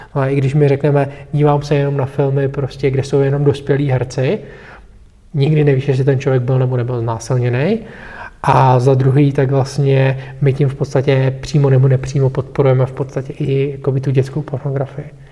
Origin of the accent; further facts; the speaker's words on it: Bohemia, Czechia; u nás v Čechách